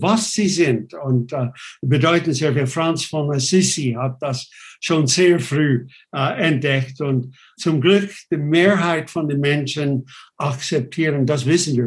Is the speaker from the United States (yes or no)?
yes; United States; German is a second language; now in Switzerland; ich bin ursprünglich Amerikaner, US-Amerikaner, ich bin das nicht mehr, ich bin nur noch Schweizer